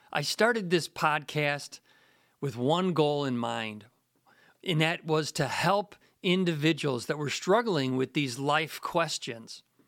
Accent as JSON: {"language": "English", "town": "Morton Grove", "region": "Illinois", "country": "United States", "tie": "born or raised there", "said": "I grew up in Morton Grove as well."}